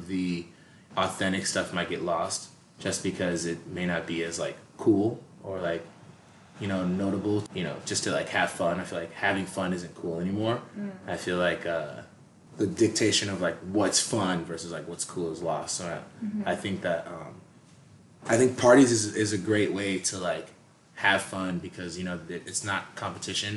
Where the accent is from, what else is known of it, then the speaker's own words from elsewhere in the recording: Boston, Massachusetts, United States; also born or lived in Tampa, Florida; now in Los Angeles, United States; I was born and raised in Massachusetts